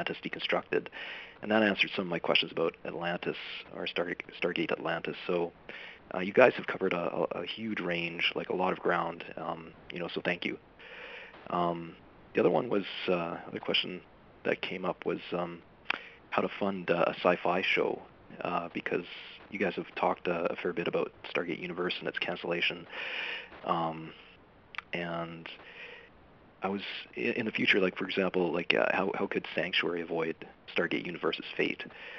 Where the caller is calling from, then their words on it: Vancouver, British Columbia, Canada; I'm from Vancouver, BC.